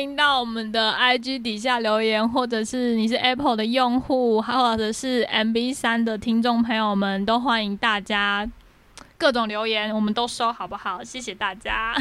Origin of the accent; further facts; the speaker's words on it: Taiwan; 我们台湾人